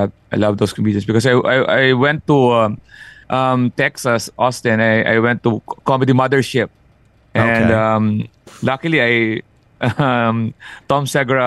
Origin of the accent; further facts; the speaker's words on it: Manila, Metro Manila, Philippines; I'm in Luzon, in Manila